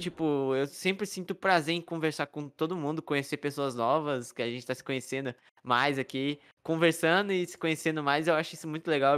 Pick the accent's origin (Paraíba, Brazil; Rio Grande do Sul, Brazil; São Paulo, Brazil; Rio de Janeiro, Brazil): São Paulo, Brazil; now in Minas Gerais, Brazil; Nasci em São Paulo, cresci em São Paulo